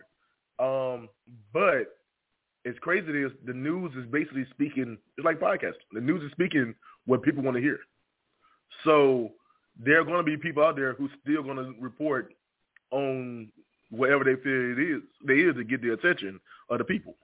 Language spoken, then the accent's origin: English; Henderson, North Carolina, United States; accent: Southern; I'm born and raised in a small city called Henderson, North Carolina